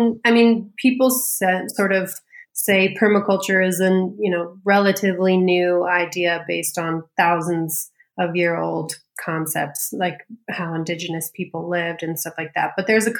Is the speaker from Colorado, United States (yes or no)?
yes; Colorado, United States; also born or lived in California; So I grew up in Colorado mostly, but moved a lot as a kid. So bounced back and forth between California and Colorado a lot.